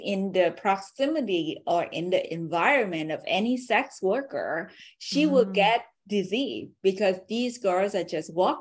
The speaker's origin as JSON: {"language": "English", "country": "Vietnam", "tie": "born or raised there", "second_language": "English", "moved": "yes", "said": "I was born in Vietnam"}